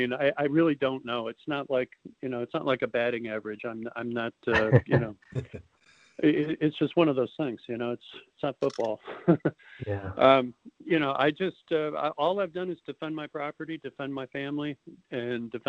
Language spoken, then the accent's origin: English; Chicago, Illinois, United States; moved away as an adult; growing up in Chicago and, you know, the middle part of the country